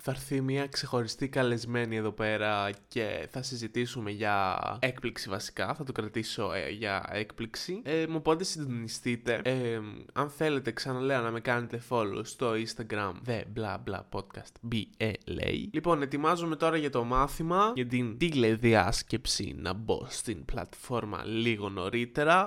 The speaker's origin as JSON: {"language": "Greek", "town": "Kavala", "region": "Eastern Macedonia and Thrace", "country": "Greece", "tie": "born or raised there", "said": "ήθελα να είμαι γνωστό στην πόλη μου, στην Καβάλα"}